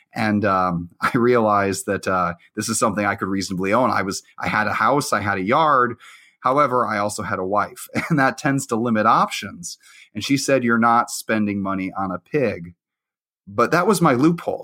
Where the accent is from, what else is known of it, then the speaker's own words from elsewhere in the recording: Illinois, United States; also born or lived in Iowa; I actually grew up mostly in Illinois. I went there third grade through high school